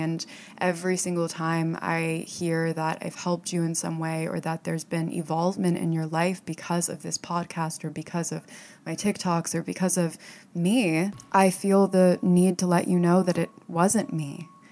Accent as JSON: {"language": "English", "region": "Florida", "country": "United States", "tie": "born or raised there", "also_born_or_lived": "upstate New York", "moved": "as an adult", "lives_now": "New York City, United States", "said": "I lived in Florida and I grew up in Florida"}